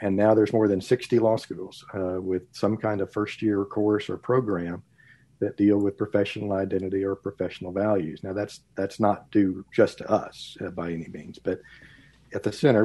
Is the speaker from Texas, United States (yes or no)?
yes; Texas, United States; moved away as an adult; also born or lived in Midwest / Dallas, Texas; I grew up in Texas and went off to college and law school in the Midwest